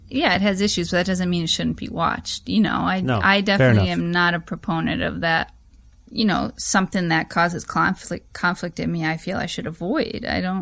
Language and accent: English; United States; I know I definitely was growing up in America, totally brainwashed by all that shit.